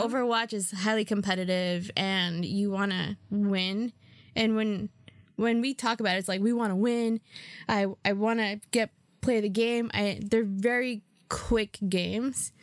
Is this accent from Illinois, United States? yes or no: no; New York, United States; I'm a New Yorker